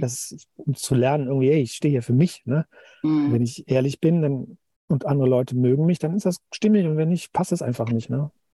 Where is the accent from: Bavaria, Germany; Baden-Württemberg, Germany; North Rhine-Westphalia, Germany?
North Rhine-Westphalia, Germany; Cologne; moved away; meine Eltern wohnen noch, äh, in Köln, wo ich herkomme